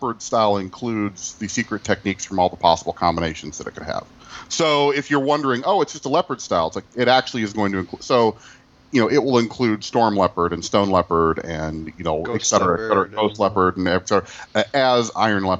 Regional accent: Midwest, United States; I'm from the Midwest

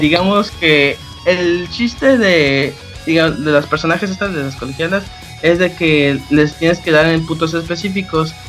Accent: Veracruz, Mexico; Nací en Veracruz

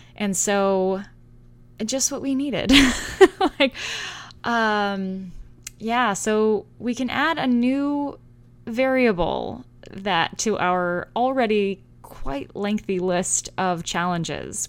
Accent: San Francisco, California, United States; now in Salem, United States; I'm originally from the Bay Area in San Francisco, California

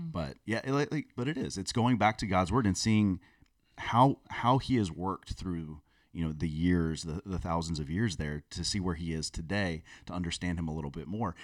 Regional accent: South Florida, United States; I grew up in South Florida

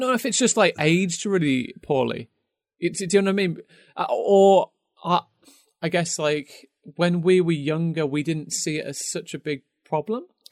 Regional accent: United Kingdom; even as British, British folk

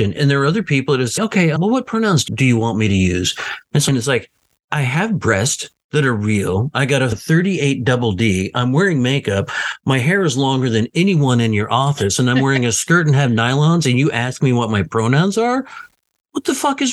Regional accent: the South, United States; living and growing up in the South

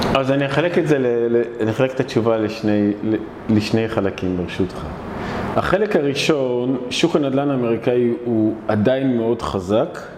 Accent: Israel; אני אבא, אני ישראלי ואני ציוני

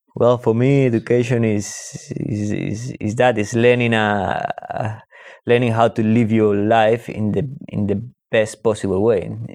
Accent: Spain; I'm Spanish and I, and I grew up in Spain

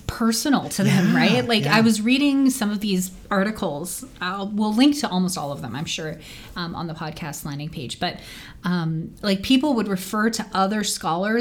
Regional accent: Edmonton, Alberta, Canada; we are from Edmonton, Alberta

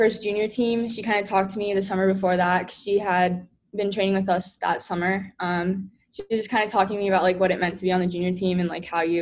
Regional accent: Sarasota, Florida, United States; also born or lived in Pennsylvania; we moved back down to Florida and Sarasota, that's when I joined my first swim team

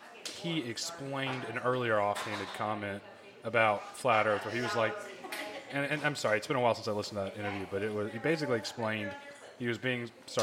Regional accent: Charleston, South Carolina, United States; born there; No, I was born in Charleston, South Carolina on it, when my dad was stationed there.

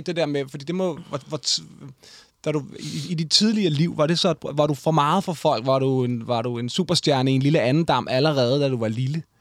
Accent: Denmark; jeg er vokset op ude i Hyundai

